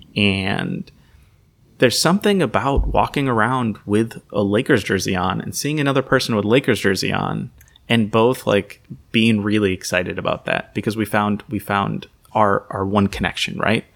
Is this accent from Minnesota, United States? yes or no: yes; Saint Paul, Minnesota, United States; also born or lived in Columbus, Ohio / Nazareth (ancestry); I remember growing up in Minnesota